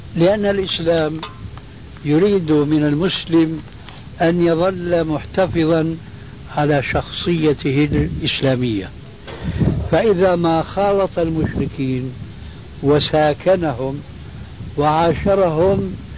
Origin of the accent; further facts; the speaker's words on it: Syria; عندنا في سوريا